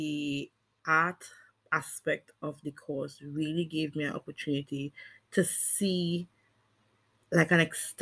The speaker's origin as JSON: {"language": "English", "area": "Bel Garden", "region": "Tobago", "country": "Trinidad & Tobago", "said": "I am from Belgarden"}